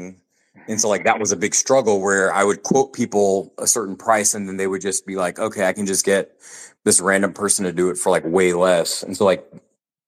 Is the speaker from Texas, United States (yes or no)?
yes; Texas, United States; also born or lived in Houston; I'm actually a Texan myself.